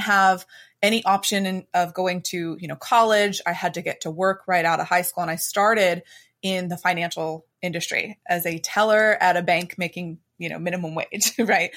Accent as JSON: {"language": "English", "town": "Pittsburgh", "region": "Pennsylvania", "country": "United States", "said": "I am from Pittsburgh, Pennsylvania, the Steel City here."}